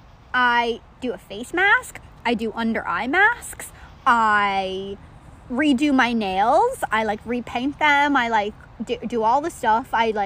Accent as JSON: {"language": "English", "country": "Ireland", "moved": "yes", "said": "I'm from Ireland"}